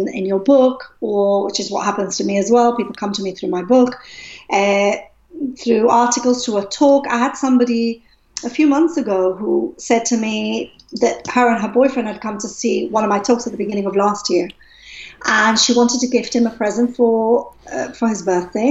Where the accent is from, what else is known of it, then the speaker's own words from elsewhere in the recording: Gibraltar; moved away; I'm originally from Gibraltar